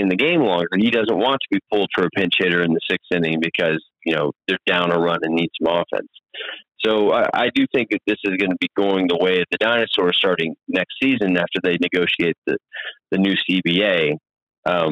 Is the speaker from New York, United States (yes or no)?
no; Texas, United States; moved away; I grew up in Texas following the Rangers.